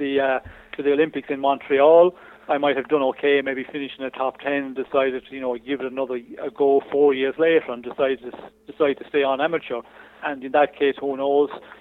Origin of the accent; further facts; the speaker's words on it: Ireland; went through junior ranks in Ireland, won the junior championship of Ireland